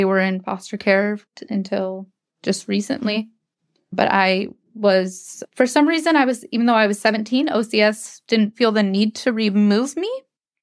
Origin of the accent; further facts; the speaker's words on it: Anchorage, Alaska, United States; I grew up in Anchorage with my siblings until 2005.